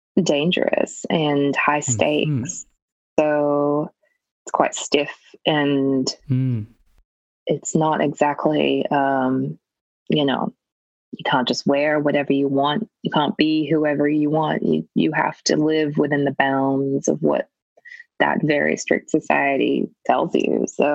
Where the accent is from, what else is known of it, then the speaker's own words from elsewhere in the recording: Australia; as an Australian, we say burger, order, you know, girlfriend. You don't hit the R.